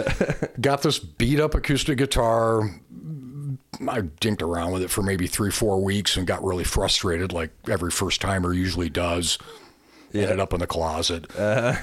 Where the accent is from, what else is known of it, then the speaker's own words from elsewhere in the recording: Lansing, Michigan, United States; We're from Lansing originally